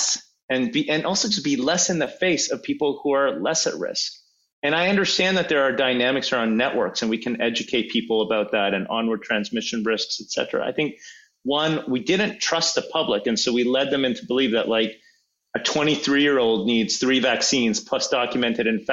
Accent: Canada; as a Canadian, as a taxpayer

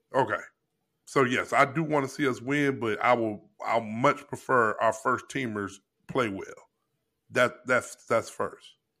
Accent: Missouri, United States; moved away; we're both from Missouri

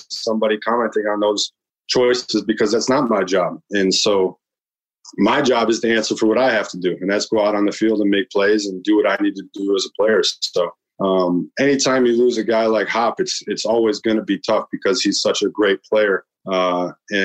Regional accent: United States; I grew up eating Chicago hot dogs because we're not far from Chicago.

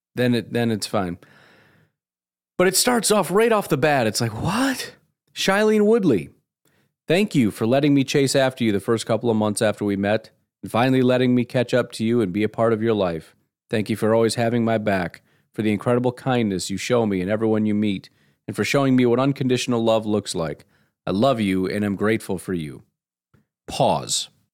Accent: United States; I'm an American

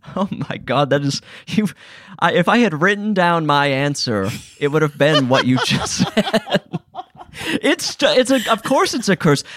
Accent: Utah, United States; I'm from Utah

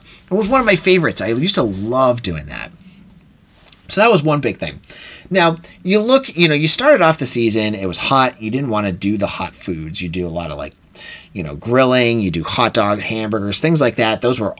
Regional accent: Boston, Massachusetts, United States; accent: Boston; And I'm a New England guy. You know, I don't know if you can tell. I've worked my accent down from Boston, but sometimes it comes out more than others.

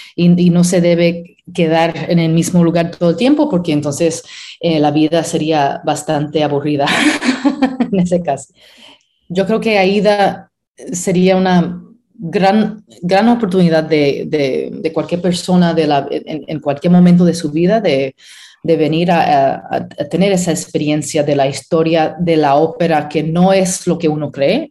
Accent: Pittsburgh, Pennsylvania, United States; also born or lived in Puerto Rico; me crié en Pittsburgh y eso es donde desarrollé mi carrera

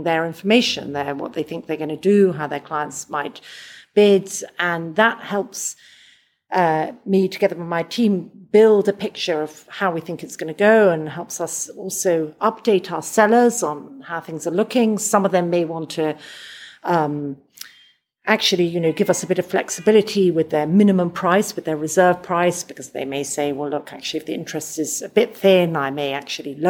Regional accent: London, United Kingdom; I'm from London

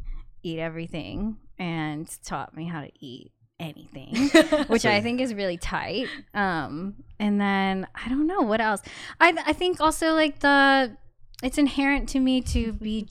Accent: United States; growing up in America

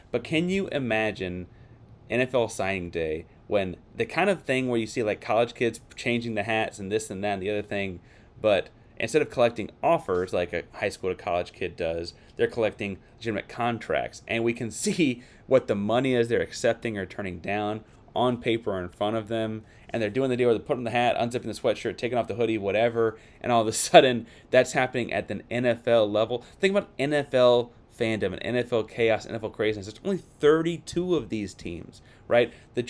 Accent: Ohio, United States; They're in Ohio. I'm from Ohio.

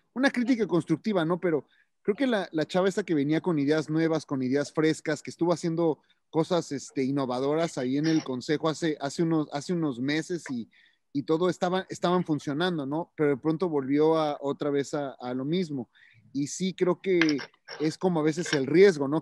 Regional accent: Mexico; como mexicano

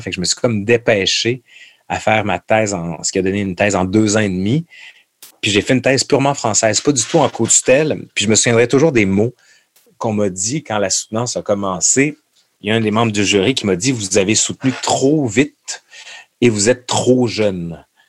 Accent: Quebec City, Quebec, Canada; Je suis de Québec

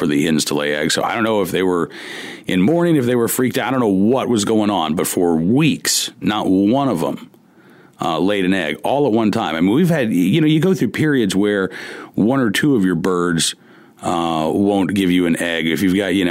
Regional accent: Oklahoma, United States; moved away as an adult; now in Farmville, United States; I grew up in Oklahoma and lived in Oklahoma for most of my life.

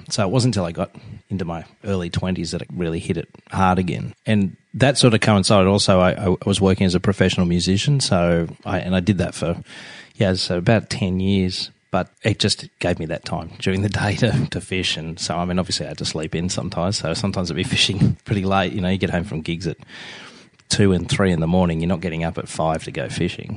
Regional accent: Sydney, New South Wales, Australia; I was born and raised in Sydney, Australia

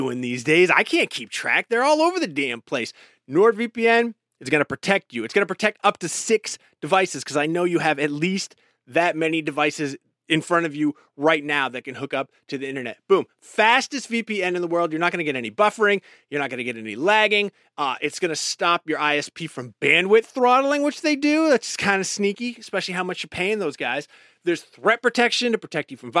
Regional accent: Maine, United States; I know a couple back home in Maine

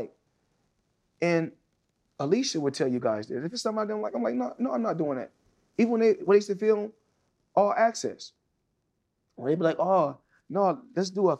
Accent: United States; I'm a Black American.

